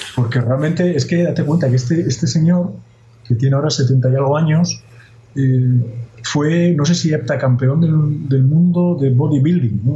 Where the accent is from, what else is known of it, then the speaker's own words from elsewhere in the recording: Asturias, Spain; Yo soy asturiano